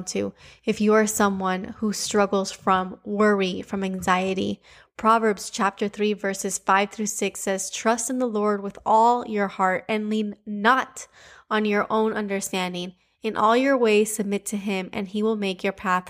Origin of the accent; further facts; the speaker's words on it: Cuba; accent: Cuban; my Cuban accent